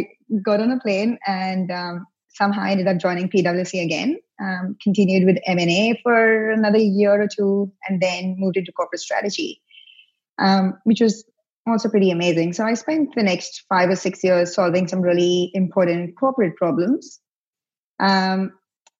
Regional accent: India; moved away as an adult; now in Victoria, Australia; I grew up in India.

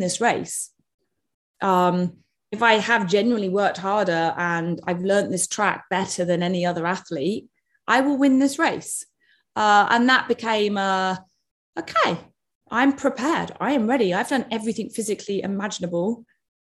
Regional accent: United Kingdom; I'm British

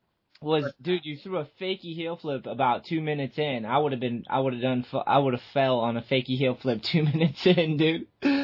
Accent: East Coast, New Hampshire, United States; moved away; When I was growing up in the East Coast, I think I lived in New Hampshire.

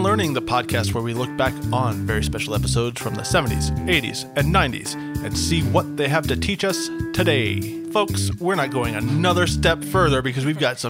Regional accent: Fancy Gap, Virginia, United States; moved away; I do not know her, but since she is a native Virginian, and I am from Fancy Gap

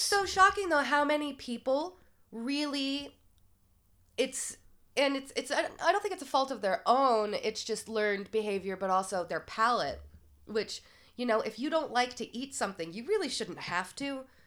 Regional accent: South Portland, Maine, United States; moved away; growing up in Maine

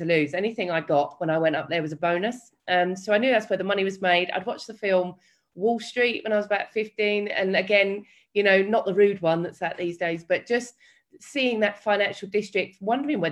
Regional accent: London, United Kingdom; my story, where does it begin? It begins in East London

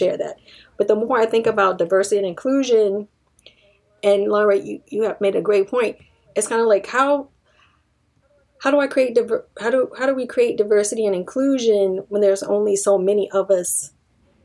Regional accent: Washington, District of Columbia, United States; I grew up in Washington, D.C.

